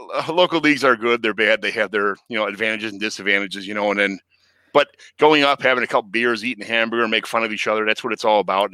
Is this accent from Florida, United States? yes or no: no; Chicago, Illinois, United States; I grew up in Chicago my whole life